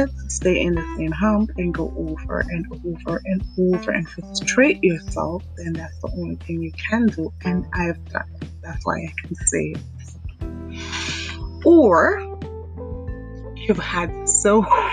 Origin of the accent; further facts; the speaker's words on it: St. John's, Saint John, Antigua & Barbuda; I was born in Antigua, St. John's